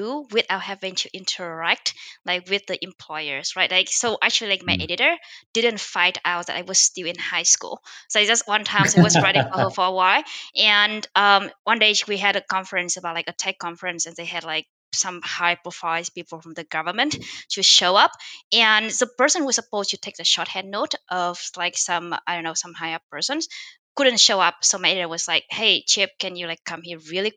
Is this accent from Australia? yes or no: no; Vietnam; now in San Francisco, United States; I'm from Vietnam